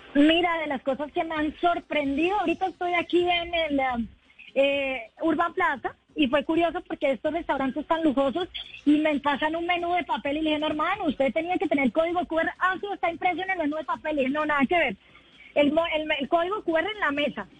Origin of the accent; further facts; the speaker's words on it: Bogotá, Colombia; Yo creo que los bogotanos estamos listos para gozándolo también